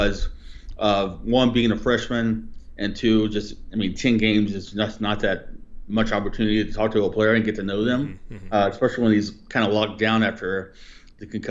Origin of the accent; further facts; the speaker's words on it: northeastern Kentucky, United States; I actually grew up in northeastern Kentucky